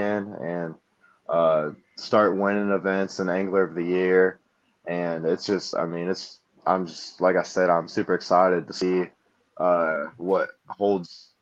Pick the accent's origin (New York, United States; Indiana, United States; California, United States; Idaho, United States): Indiana, United States; Fort Wayne; moved away as an adult; I'm from Fort Wayne, Indiana